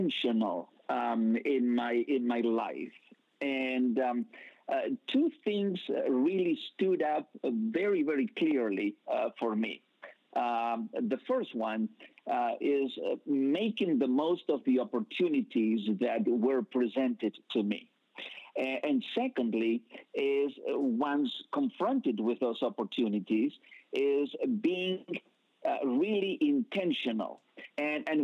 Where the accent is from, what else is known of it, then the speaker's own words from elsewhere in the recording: Buenos Aires, Argentina; English is a second language; moved away as an adult; also born or lived in United Kingdom / Wales; I was born in Buenos Aires, Argentina